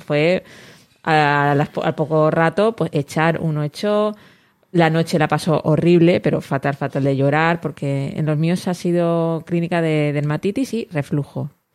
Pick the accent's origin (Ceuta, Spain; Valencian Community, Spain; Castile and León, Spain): Valencian Community, Spain; Elche; yo que soy